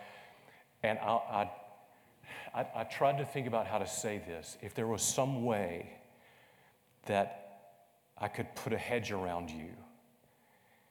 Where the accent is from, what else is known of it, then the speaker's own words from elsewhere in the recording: Conway, South Carolina, United States; growing up in Greenwood Baptist Church in the south southern area of Conway, South Carolina